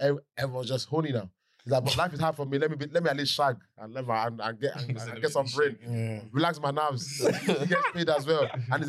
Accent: Nigeria; as a Nigerian

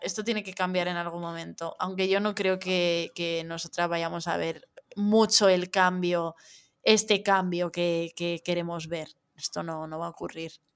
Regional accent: Madrid, Community of Madrid, Spain; now in Barcelona, Spain; y ahora que vivo en Barcelona y tal, el, soy de Madrid

